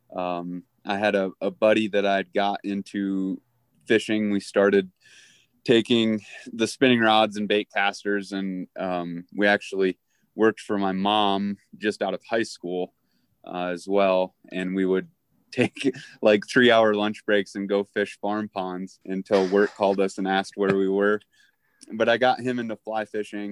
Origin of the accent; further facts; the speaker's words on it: Grand Rapids, Michigan, United States; also born or lived in North Carolina / Florida / Alaska; now in West Yellowstone, United States; I grew up just outside of Grand Rapids